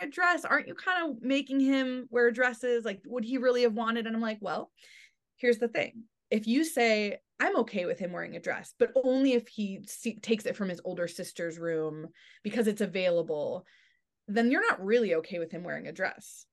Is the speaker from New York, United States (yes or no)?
no; Michigan, United States; I grew up in, in Michigan in the suburbs